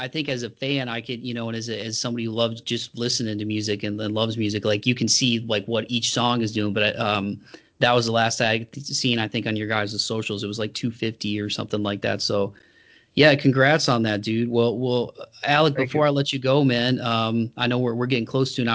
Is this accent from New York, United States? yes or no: no; Toledo, Ohio, United States; my hometown, some of the venues like Frankie's Inner City in Toledo